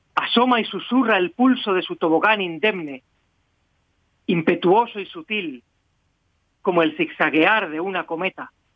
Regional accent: Spain; yo soy eso, español.

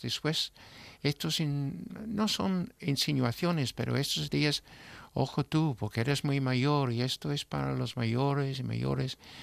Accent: England, United Kingdom; yo como inglés

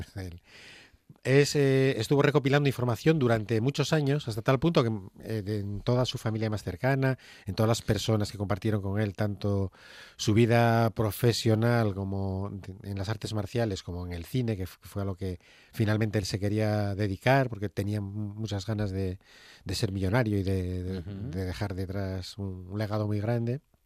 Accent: Gijón, Asturias, Spain; Somos de Gijón.

